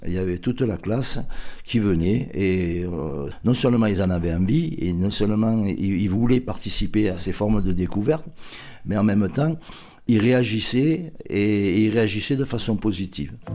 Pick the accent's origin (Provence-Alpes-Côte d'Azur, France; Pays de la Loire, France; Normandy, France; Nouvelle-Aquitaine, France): Provence-Alpes-Côte d'Azur, France; Marseille; Je suis un Marseillais pur pure souche. Je suis né dans le quartier de la Capelette en 1951